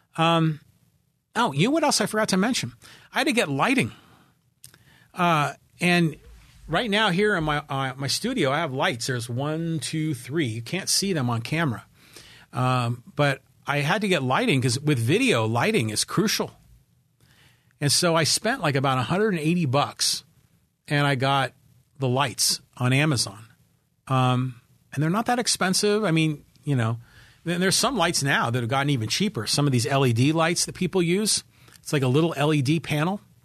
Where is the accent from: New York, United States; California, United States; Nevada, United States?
California, United States; Poway; my hometown of Poway, California, nine two oh six four